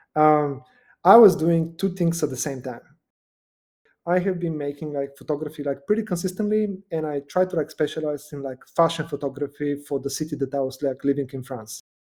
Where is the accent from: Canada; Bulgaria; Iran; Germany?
Bulgaria; Nova Zagora, Sliven Province; now in United States; I was born in Nova Zagora, which is like in the middle of, of Bulgaria, just below like the mountains.